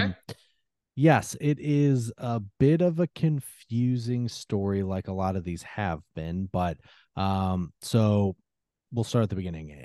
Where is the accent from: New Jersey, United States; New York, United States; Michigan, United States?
Michigan, United States; I'm from Michigan